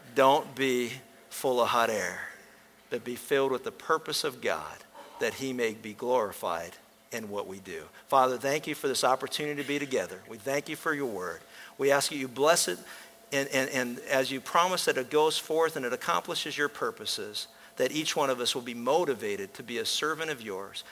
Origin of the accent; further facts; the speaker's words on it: Pennsylvania, United States; When I was a kid growing up in Pennsylvania